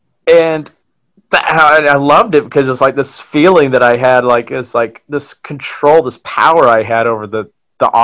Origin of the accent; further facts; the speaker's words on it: Huntsville, Alabama, United States; moved away as an adult; now in New York City, United States; I'm originally from Huntsville, Alabama. I moved up here about 14 years ago to New York City to pursue acting